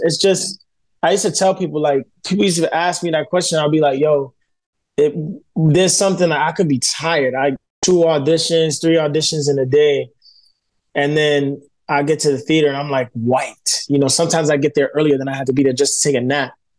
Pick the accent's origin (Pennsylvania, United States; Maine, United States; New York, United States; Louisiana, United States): New York, United States; New York City; I'm from New York. You know, I grew up in Bushwick in Brooklyn.